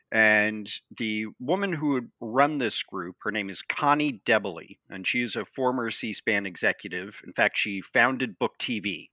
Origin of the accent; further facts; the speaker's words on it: Montana, United States; moved away as an adult; also born or lived in San Francisco / East Coast; now in Washington, D.C., United States; I was born and raised in the West, uh, in Montana, and I left for college